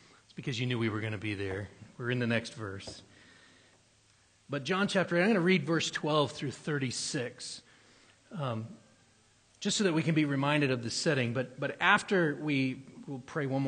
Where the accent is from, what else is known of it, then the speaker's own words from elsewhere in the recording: New Hampshire, United States; moved away; I grew up in New Hampshire